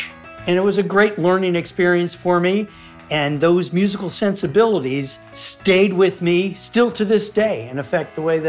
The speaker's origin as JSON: {"language": "English", "town": "Louisville", "region": "Kentucky", "country": "United States", "tie": "born or raised there", "said": "I was born and raised in Louisville, Kentucky."}